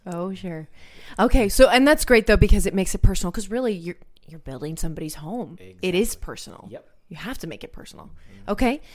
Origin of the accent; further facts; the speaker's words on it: Maryland, United States; moved away; the house that I had growing up in Maryland